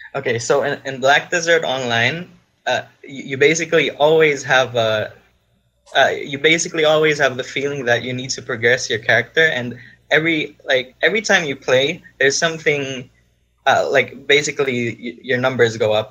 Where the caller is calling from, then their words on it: Philippines; I'm actually calling from the Philippines, and it's like 6 a.m. right here